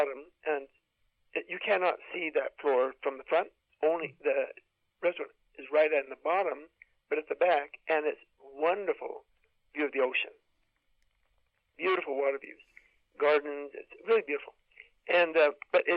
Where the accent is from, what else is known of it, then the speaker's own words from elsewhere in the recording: United States; being American and being an adventure outdoor person